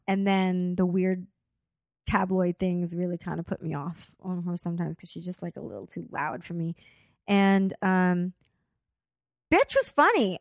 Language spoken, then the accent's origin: English; Corpus Christi, Texas, United States; now in Los Angeles, United States; I'm here from L A, but I'm from Corpus Christi, Texas. Like, that's where I was born